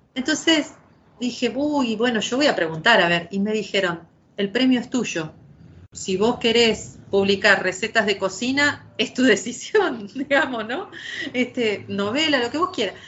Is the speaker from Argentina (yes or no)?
yes; Santa Fe, Argentina; somos dos mujeres santafesinas